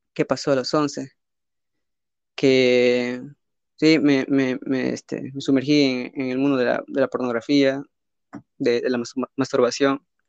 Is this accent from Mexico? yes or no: no; Peru; soy de Perú